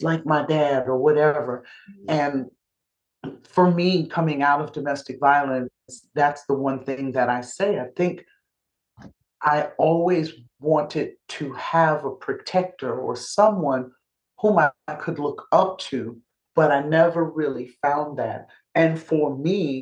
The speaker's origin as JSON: {"language": "English", "region": "New York", "country": "United States", "said": "I'm a New Yorker"}